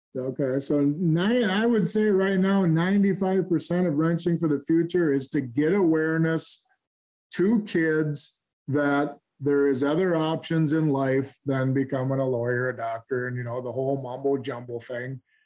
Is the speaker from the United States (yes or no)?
yes; Stillwater, Minnesota, United States; I'm from Stillwater, Minnesota. I was born and raised here. I'm still living here.